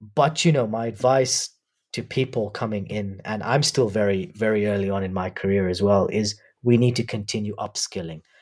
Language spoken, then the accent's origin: English; Nairobi, Kenya; also born or lived in University of Warwick, United Kingdom; I was born in Nairobi. I've grown up here.